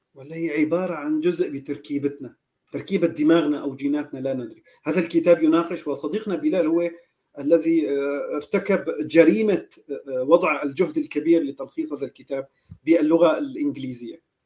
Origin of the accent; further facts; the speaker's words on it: Aleppo, Aleppo Governorate, Syria; نحن عندنا بالمدينه تبعنا اه لا نحن من حلب